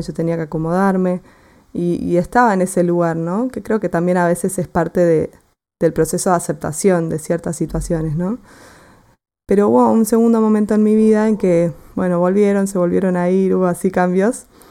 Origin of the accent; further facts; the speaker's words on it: Argentina; yo soy de Argentina, ya se habrán dado, cuenta por mi tonada